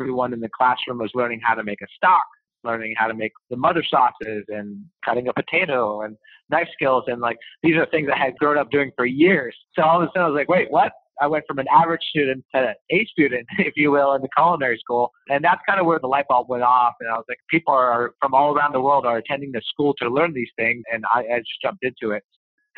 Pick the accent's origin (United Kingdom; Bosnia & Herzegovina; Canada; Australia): Canada; Montreal, Quebec; I come from Montreal